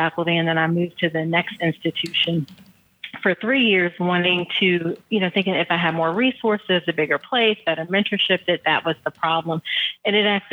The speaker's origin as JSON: {"language": "English", "town": "Hampton", "region": "Virginia", "country": "United States", "tie": "born or raised there", "said": "I'm originally born and raised in Hampton, Virginia"}